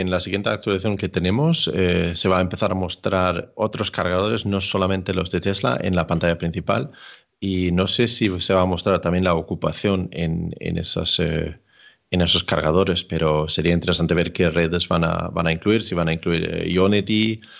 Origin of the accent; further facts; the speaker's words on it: Denmark; now in Spain; Yo soy de Dinamarca, pero vivo en España.